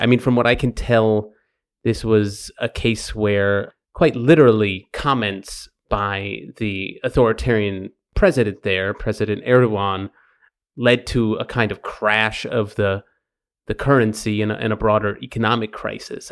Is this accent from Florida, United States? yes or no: no; Long Island, New York, United States; when I was growing up on Long Island near New York City, uh, in the eighties